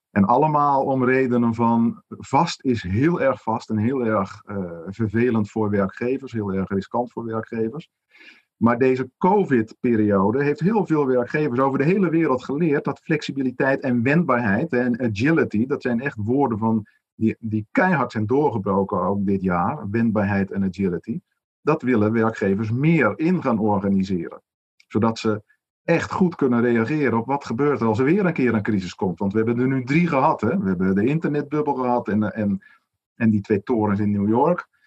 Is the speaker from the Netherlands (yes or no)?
yes; Netherlands; wij als Nederlanders